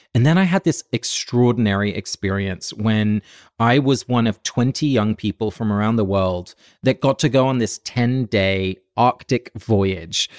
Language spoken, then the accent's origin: English; Forest Row, South East England, United Kingdom; moved away as an adult; also born or lived in New York City; now in New York, United States; I'm calling in from my hometown, of, uh, Forest Row in Sussex. So I'm in England